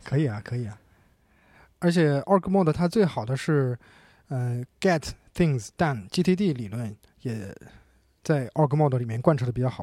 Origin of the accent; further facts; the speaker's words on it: China; 我们中国人